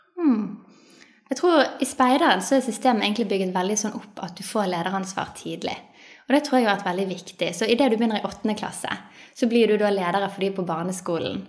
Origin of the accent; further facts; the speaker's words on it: Bergen, Vestland, Norway; Jeg er født og oppvokst i Bergen